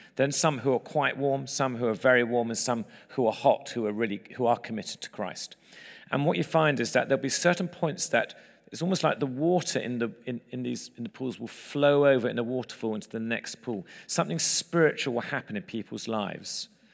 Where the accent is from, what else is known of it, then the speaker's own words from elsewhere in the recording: England, United Kingdom; moved away as an adult; now in United States; we're English in America